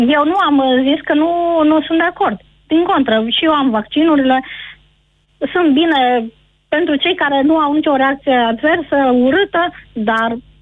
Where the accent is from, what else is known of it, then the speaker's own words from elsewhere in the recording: Deva, Hunedoara County, Romania; sunt din Deva